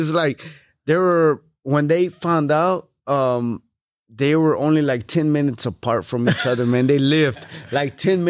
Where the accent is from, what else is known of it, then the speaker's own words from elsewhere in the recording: Houston, Texas, United States; All right, so I was born and raised here in Houston, Texas. My parents are from Mexico.